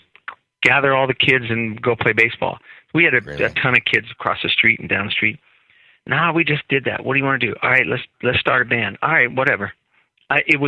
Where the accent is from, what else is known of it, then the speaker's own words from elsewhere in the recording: Oakland, California, United States; We grew up in Oakland, California, in East Oakland, and our house was always full of music